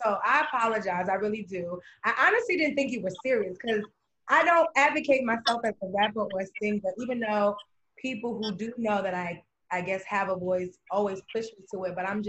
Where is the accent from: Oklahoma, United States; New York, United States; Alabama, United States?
New York, United States; now in Atlanta, United States; Originally from New York, but living in Atlanta.